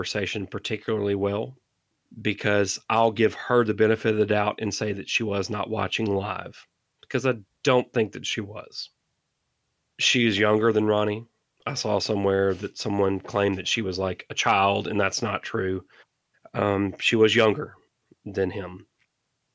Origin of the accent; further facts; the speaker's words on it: the South, Mississippi, United States; I'm from the South, so if somebody says, hey, go get me a Coke, they could mean any form of soda, right? Like here in Mississippi, we say Coke